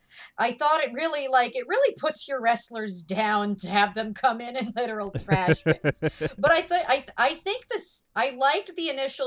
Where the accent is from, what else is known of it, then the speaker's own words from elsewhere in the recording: Milwaukee, Wisconsin, United States; I am from the Milwaukee suburbs.